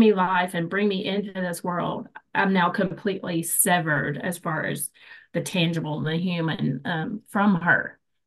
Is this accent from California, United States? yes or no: no; Morristown, Tennessee, United States; moved away as an adult; also born or lived in Florida / Tri-Cities, Tennessee; I grew up in Morristown, but in the Tri-Cities area now